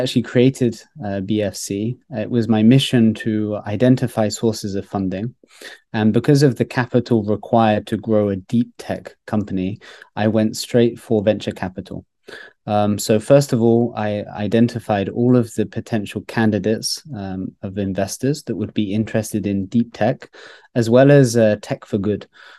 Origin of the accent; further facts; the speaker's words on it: Grenoble, Auvergne-Rhône-Alpes, France; born there; also born or lived in United Kingdom; I was born in Grenoble in France, in the center of the Alps, but I actually lived most of my life in the United Kingdom.